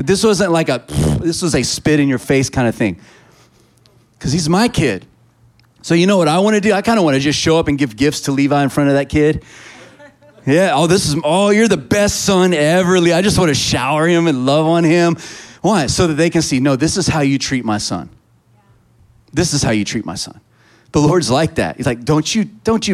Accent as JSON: {"language": "English", "region": "Texas", "country": "United States", "said": "I'm a Texan"}